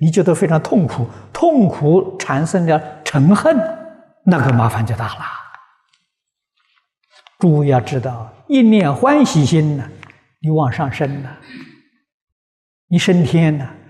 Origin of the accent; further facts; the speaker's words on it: China; 我们中国人讲灵魂呢，走了没有？没走。